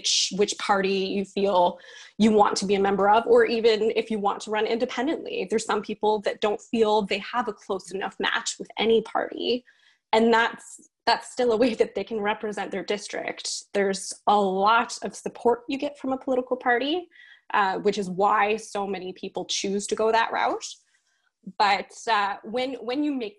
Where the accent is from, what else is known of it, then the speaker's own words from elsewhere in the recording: Nova Scotia, Canada; I'm from Nova Scotia